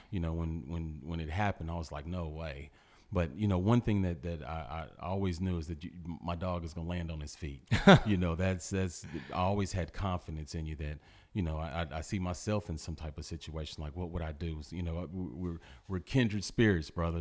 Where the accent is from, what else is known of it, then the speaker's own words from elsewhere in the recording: Port Arthur, Texas, United States; the upbringing that we had in Port Arthur